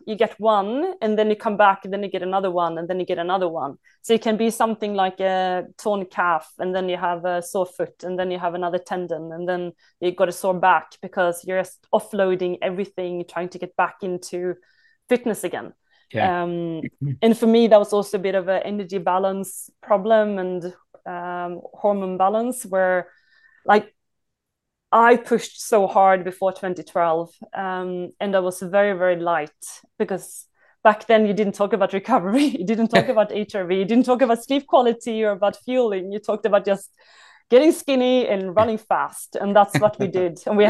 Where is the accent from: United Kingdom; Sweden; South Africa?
Sweden; I came from Sweden.